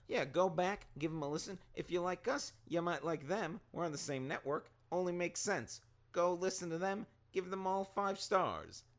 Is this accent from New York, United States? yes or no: yes; Long Island, New York, United States; I'm from Long Island